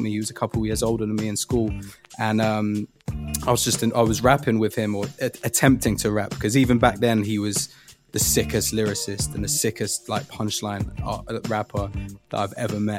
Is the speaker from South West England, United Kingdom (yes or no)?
no; London, United Kingdom; there's a lot of like false information online that says I'm from Hackney, but I was born and raised in Finsbury Park. Like, I was born in the Whittington